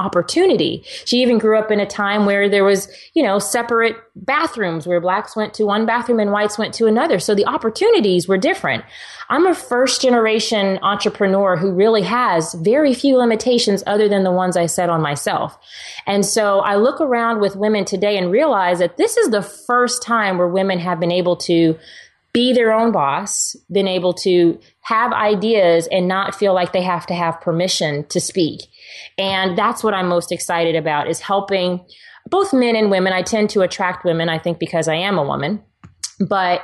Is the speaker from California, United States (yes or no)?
no; Texas, United States; I'm a girl who drives a truck because I'm from Texas